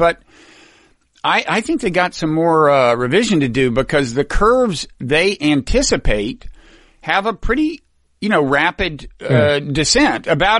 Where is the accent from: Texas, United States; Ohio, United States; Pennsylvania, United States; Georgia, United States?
Texas, United States; now in New Jersey, United States; In my current state of New Jersey, the state parks reopened today. In my home state of Texas